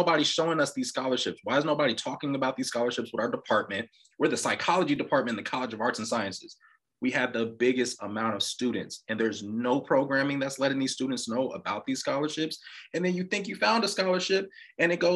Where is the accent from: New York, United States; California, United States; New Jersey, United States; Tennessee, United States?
California, United States; Los Angeles; born or raised there